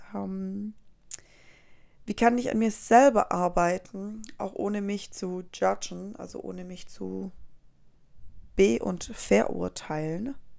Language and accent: German; Germany; also born or lived in Colombia; Ich bin selber vor, oh Gott, viel, viel zu lange, vor 19 Jahren fast dann nach Deutschland migriert.